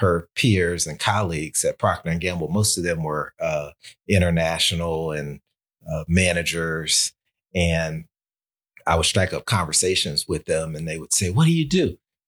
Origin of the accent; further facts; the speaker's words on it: Waco, Texas, United States; moved away as an adult; also born or lived in Atlanta, Georgia; now in Albany, United States; I am born and bred native Texan